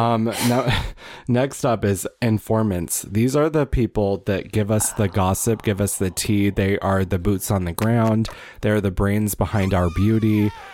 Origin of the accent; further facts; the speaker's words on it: Wisconsin, United States; moved away; I'm from Wisconsin.